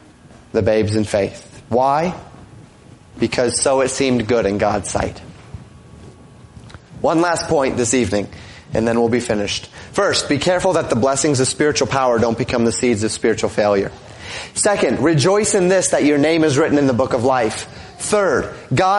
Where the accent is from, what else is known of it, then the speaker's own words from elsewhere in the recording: Colorado, United States; moved away as an adult; also born or lived in Florida; now in Minnesota, United States; I grew up in Colorado